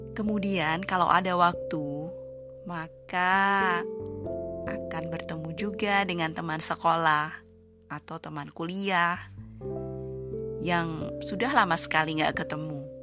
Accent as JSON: {"language": "Indonesian", "town": "Surakarta", "region": "Central Java", "country": "Indonesia", "tie": "born or raised there", "moved": "as an adult", "lives_now": "Sweden", "said": "di Solo, di tempat asalku"}